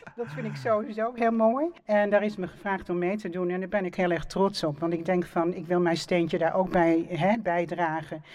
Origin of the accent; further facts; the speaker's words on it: Amsterdam, North Holland, Netherlands; geboren en getogen in Amsterdam